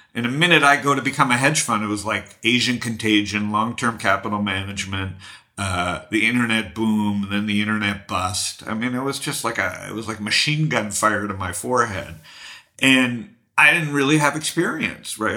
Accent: Toronto, Ontario, Canada; I grew up in Toronto and I did stand-up comedy as a kid

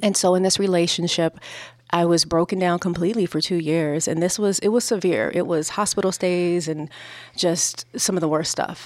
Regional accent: Los Angeles, California, United States; I was growing up in South Central Los Angeles

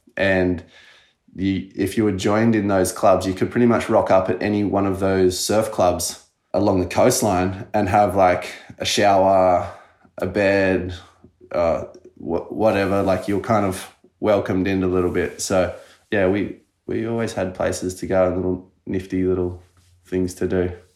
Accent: Culburra Beach, New South Wales, Australia; we grew up on the south coast in Colburra

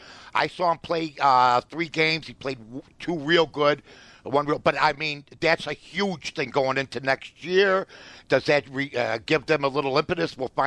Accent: Chicago, Illinois, United States; I was born and raised in Chicago, all right?

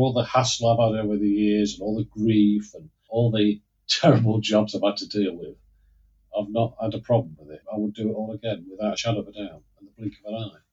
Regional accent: Lincoln, East Midlands, United Kingdom; I grew up in Lincoln. I'm a Lincolnshire yellow belly, as they say

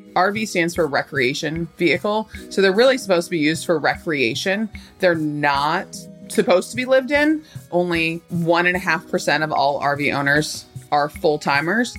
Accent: Southern California, United States; I grew up in Southern California

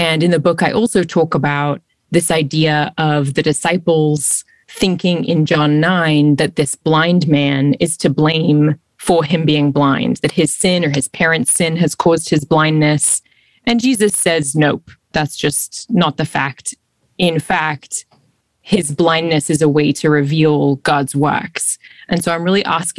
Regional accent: Australia; moved away; also born or lived in London; I'm originally from Australia. And I've also lived in London

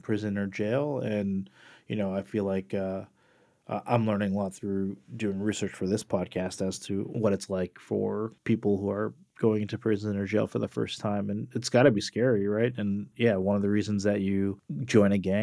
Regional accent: Portland, Oregon, United States; My hometown

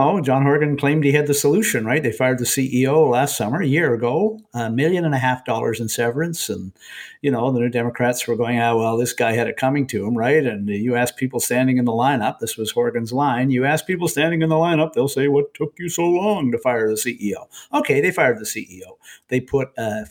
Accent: Nanaimo, British Columbia, Canada; I grew up in Nanaimo, and when I was in high school in Nanaimo

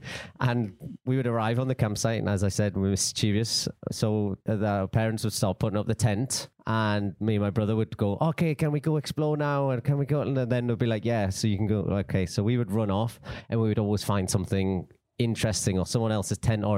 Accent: Newcastle, North East England, United Kingdom; I am from Newcastle in England.

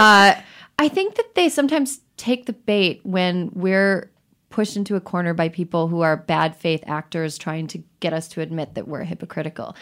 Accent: Wisconsin, United States; I am from Wisconsin. We do churn our own butter there.

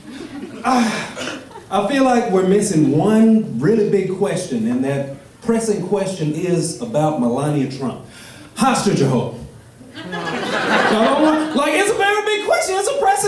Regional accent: Bloomington, Indiana, United States; moved away as an adult; now in Los Angeles, United States; I'm from Bloomington.

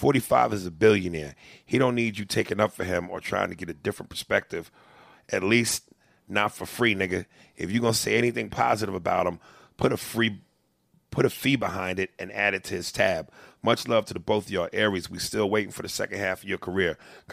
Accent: Brooklyn, New York, United States; I'm from Brooklyn too, nigga, Brownsville. Damn, nigga getting strong on me. To be exact, you know, growing up in Brooklyn, you got to have thick skin.

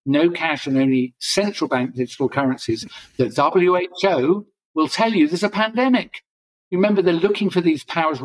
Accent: England, United Kingdom; I'm an English guy

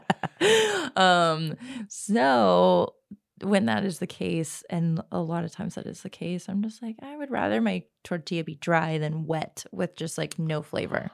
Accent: the South, United States; I grew up in the South

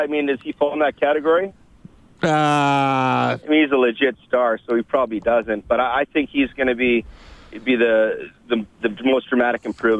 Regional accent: Edmonton, Alberta, Canada; Growing up in Edmonton in the late 70s and 80s was just amazing.

